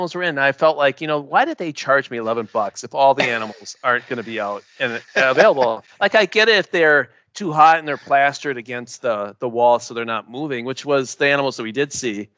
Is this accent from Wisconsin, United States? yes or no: yes; Racine, Wisconsin, United States; here in Wisconsin, my hometown, it's Racine, Wisconsin